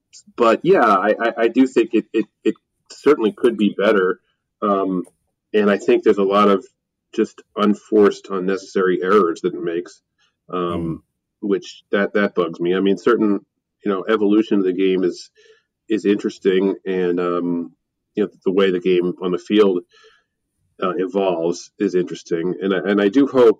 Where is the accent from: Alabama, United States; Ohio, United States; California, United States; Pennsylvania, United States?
Pennsylvania, United States; Philadelphia; I have to summon my inner Philadelphian and just complain, because I love my hometown